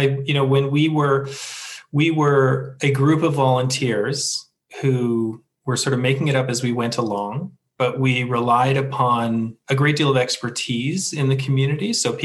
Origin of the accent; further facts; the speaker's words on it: Canada; And, you know, as a Canadian, there's nothing better than walking your dog past the rink